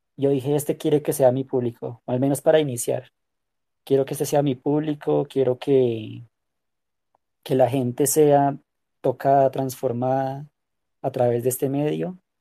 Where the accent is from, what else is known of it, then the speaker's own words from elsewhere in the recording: Colombia; soy de Colombia